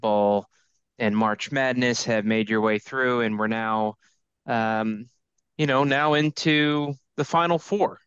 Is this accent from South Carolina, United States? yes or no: no; Indianapolis, Indiana, United States; born or raised there